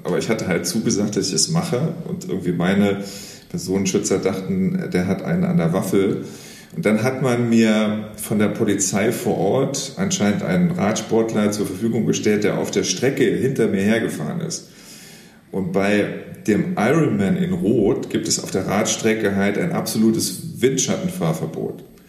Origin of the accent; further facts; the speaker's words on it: Saarlouis, Saarland, Germany; ich komme aus dem Saarland, ich bin an der deutsch-französischen mhm. Grenze aufgewachsen